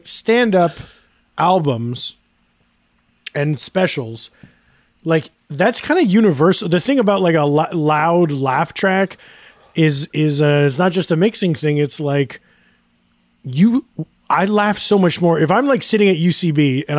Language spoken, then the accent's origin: English; Woodstock, United States